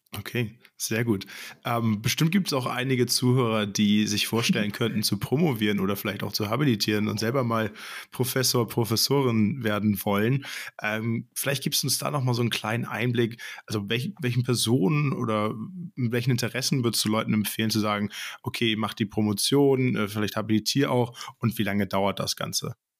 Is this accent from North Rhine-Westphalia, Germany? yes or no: no; Hamburg, Germany; moved away; ich komme gebürtig aus Hamburg.